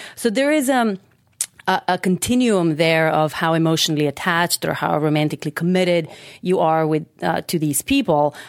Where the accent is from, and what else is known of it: North Macedonia; moved away